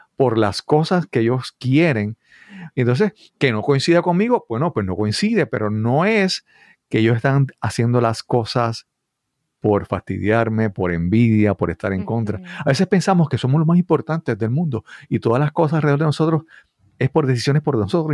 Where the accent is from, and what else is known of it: Puerto Rico